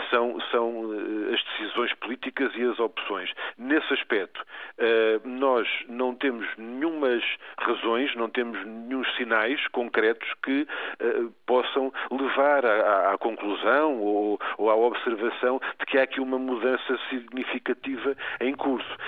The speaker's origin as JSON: {"language": "Portuguese", "country": "Portugal", "said": "nós todos, como portugueses"}